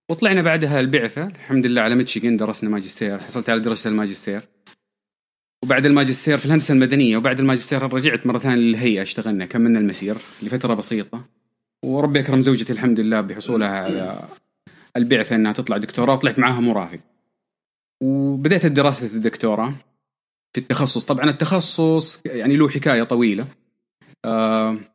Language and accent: Arabic; Taif, Makkah Province, Saudi Arabia; آه، من مواليد الطائف تربية الطائف أهلي من مكة أساسا